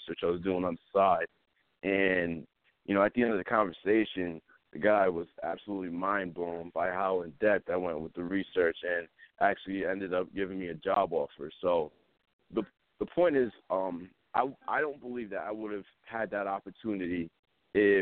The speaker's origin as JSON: {"language": "English", "town": "Smithfield", "region": "Rhode Island", "country": "United States", "said": "I'm from Smithfield, Rhode Island."}